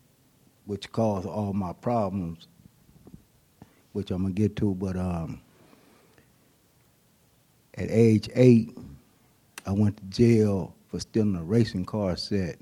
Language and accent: English; Oakland, California, United States; also born or lived in San Francisco, California; I was born in San Francisco. I lived in Hunters Point. We moved when I was about 7, 8 years old, moved to Oakland.